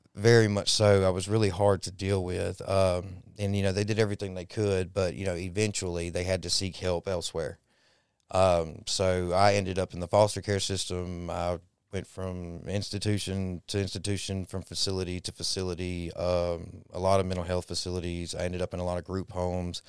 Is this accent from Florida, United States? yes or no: no; Dallas, Texas, United States; now in Mississippi, United States; I was born in Dallas